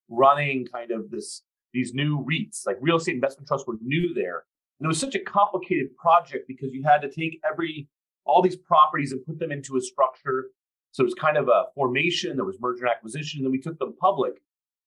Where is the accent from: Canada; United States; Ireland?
United States; San Francisco, California; So I grew up in San Francisco. I practice in San Francisco now